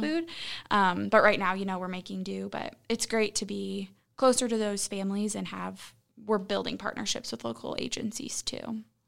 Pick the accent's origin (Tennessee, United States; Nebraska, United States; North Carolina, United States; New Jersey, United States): Nebraska, United States; Columbus; moved away as an adult; also born or lived in Lincoln, Nebraska; now in Omaha, United States; I, born and raised in Columbus